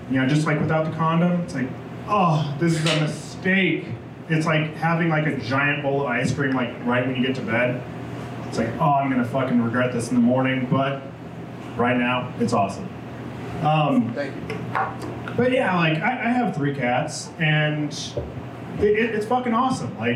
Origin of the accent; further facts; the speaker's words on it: Denver, Colorado, United States; You know, like when I say I'm from Colorado, like Denver, I'm like close, I guess.